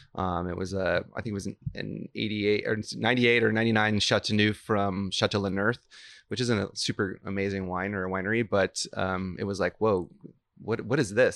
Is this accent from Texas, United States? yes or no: yes; Houston, Texas, United States; moved away as an adult; also born or lived in New York / Santa Fe, New Mexico; now in Napa Valley, United States; I was born in New York, but I really grew up in Houston, Texas